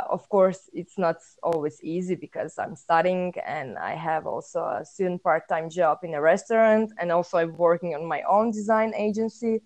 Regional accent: Croatia; moved away as an adult; now in Denmark; I'm from Croatia, a small, beautiful country in Europe. But right now, I'm currently living, studying, and working in Denmark.

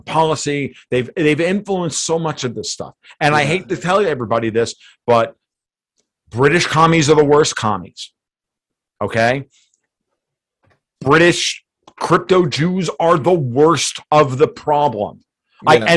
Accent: United States; We're Americans. I'm an Italian American.

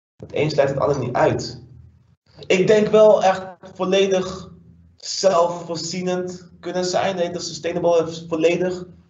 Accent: Dordrecht, South Holland, Netherlands; also born or lived in Suriname; now in Rotterdam, Netherlands; ik ben geboren in Suriname, maar echt, ik heb leren lopen, praten, et cetera, in, eh, in Dordrecht

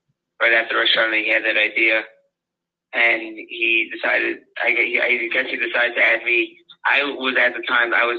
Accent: Lakewood, New Jersey, United States; I grew up in Lakewood

